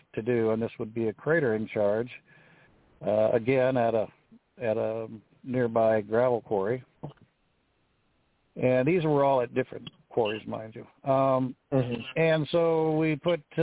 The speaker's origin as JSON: {"language": "English", "region": "Pacific Northwest", "country": "United States", "tie": "born or raised there"}